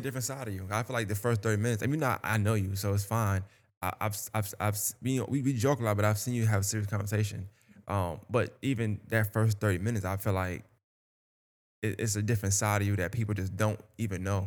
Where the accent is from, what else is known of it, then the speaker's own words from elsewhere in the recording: New York, United States; now in Augusta, United States; I'm from New York